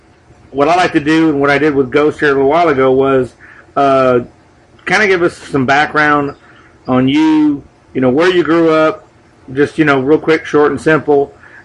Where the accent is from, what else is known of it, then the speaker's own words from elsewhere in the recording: Los Angeles, California, United States; Me and Dave are both from the LA area. I'm from the San Fernando Valley, Van Nuys, Reseda area